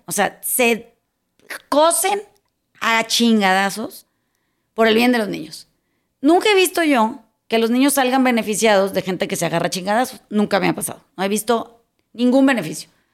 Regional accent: Mazatlán, Sinaloa, Mexico; cuando era chiquita, cuando era en Mazatlán hay una plaza de toros

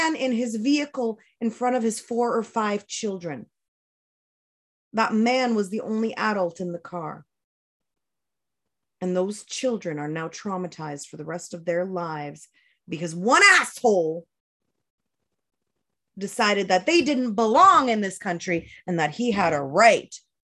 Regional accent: New Brunswick, Canada; my experience as a child growing up in New Brunswick as a child of color

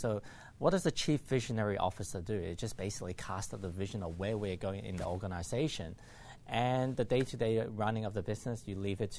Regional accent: Hong Kong; And to me, like, I came from Hong Kong.

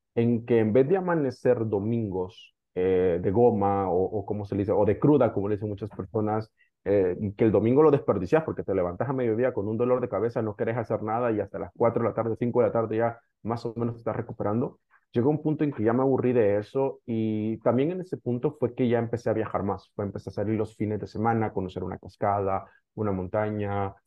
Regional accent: El Salvador; yo soy originariamente de El Salvador

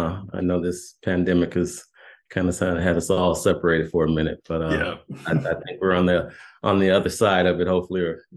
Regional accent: Milpitas, California, United States; born or raised there

